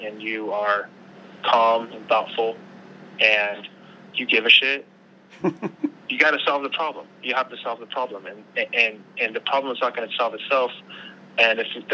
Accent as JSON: {"language": "English", "town": "Long Beach", "region": "California", "country": "United States", "said": "I'm from Long Beach"}